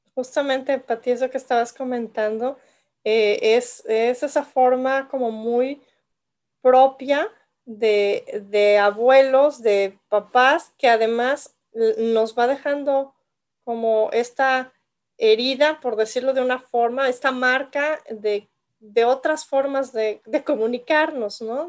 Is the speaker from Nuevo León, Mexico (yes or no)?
no; Yucatán, Mexico; yo que crecí en Yucatán